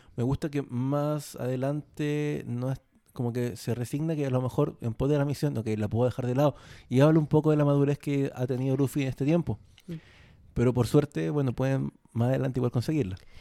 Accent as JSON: {"language": "Spanish", "country": "Chile"}